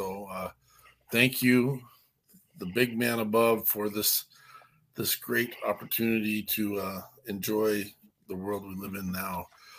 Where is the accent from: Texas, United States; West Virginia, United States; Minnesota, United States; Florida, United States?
Minnesota, United States; we're dumb Minnesotans.